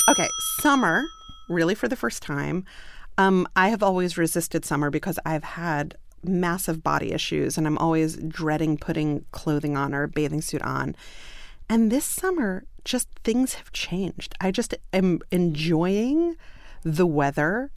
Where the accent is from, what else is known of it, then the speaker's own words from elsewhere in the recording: New York City, New York, United States; moved away; I'm from Brooklyn